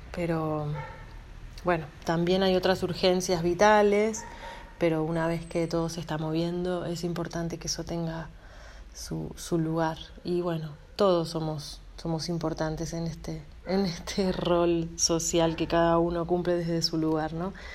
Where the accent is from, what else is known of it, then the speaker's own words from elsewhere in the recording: Pergamino, Buenos Aires Province, Argentina; also born or lived in Córdoba, Argentina; now in Buenos Aires, Argentina; nací en Córdoba, me crié en Pergamino y vivo en Buenos Aires